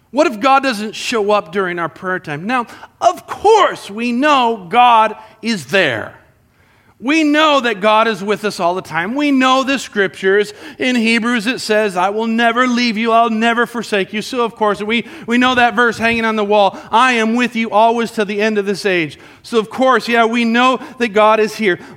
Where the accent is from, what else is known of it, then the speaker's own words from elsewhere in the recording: Colombia; And I grew up with Jason in Columbia. You know, in Columbia is something that we used to do together. We'd build forts in the mountains.